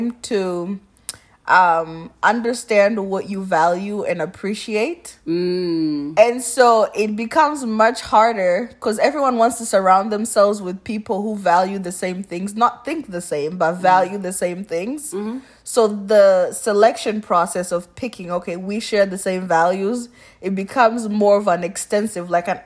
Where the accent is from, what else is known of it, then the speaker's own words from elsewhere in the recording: Kinshasa, DR Congo; moved away; also born or lived in Goma / Kenya; I was born in Goma and grew up in Kinshasa